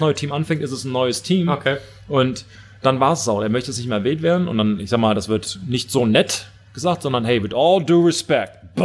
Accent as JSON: {"language": "German", "country": "Germany", "said": "als Deutscher"}